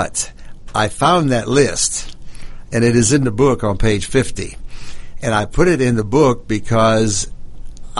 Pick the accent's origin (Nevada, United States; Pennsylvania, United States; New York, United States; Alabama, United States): Pennsylvania, United States; Pittsburgh; moved away as an adult; I'm from Pittsburgh, Pennsylvania myself